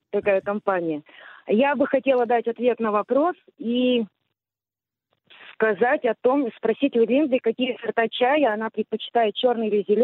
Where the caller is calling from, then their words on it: Moscow, Russia; из Москвы звоню вам.